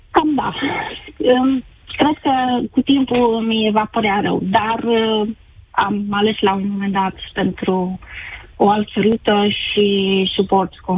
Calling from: Netherlands; also born or lived in Timișoara, Romania; sunt din Olanda și lucrez de 19 ani aici. Am terminat o facultate tehnică la Timișoara

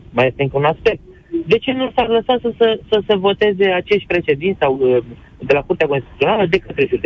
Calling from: Germany; Chiar acum sunt în Germania, vă sunt din Germania.

